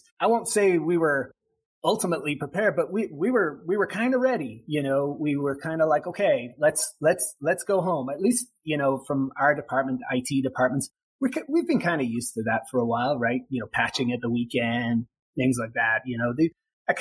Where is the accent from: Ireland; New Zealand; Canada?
Ireland; now in Hawaii, United States; I'm from Ireland originally